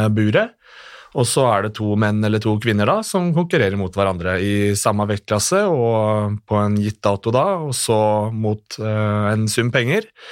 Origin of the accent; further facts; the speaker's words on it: Oslo, Norway; Født og oppvokst